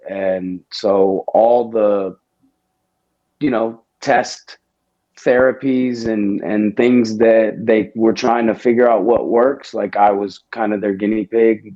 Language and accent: English; Houston, Texas, United States; I'm from Houston, Texas.